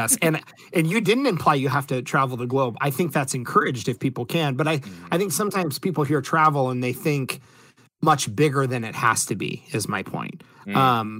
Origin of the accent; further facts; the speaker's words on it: Ohio, United States; So I am from a very small town. In fact, it's so small, it's called a village. I am from a village in Northwest Ohio.